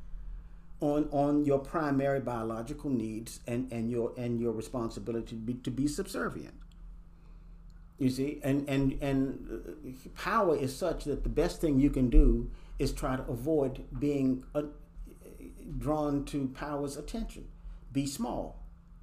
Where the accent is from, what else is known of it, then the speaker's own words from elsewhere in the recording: Washington, District of Columbia, United States; I grew up in Northeast Washington, D.C.